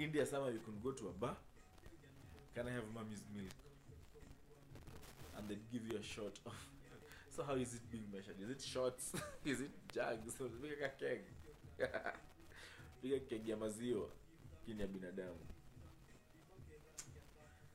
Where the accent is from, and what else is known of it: Kenya